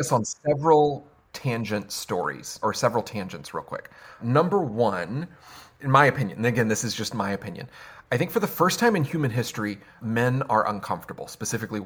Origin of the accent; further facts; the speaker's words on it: the South, United States; I'm from the South